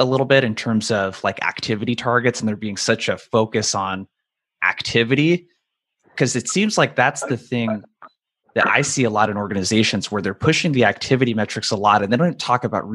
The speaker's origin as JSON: {"language": "English", "region": "Oregon", "country": "United States", "tie": "born or raised there", "said": "people like myself that are from really small towns, like how we grew up in Oregon"}